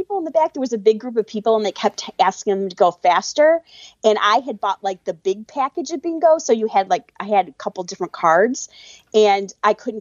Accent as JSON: {"language": "English", "town": "Chicago", "region": "Illinois", "country": "United States", "said": "I'm from Chicago"}